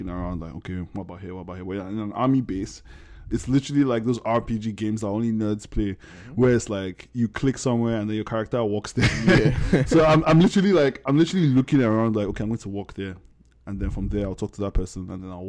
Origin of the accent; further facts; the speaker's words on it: Nigeria; I grew up in Ugudu, so like I grew up around soldiers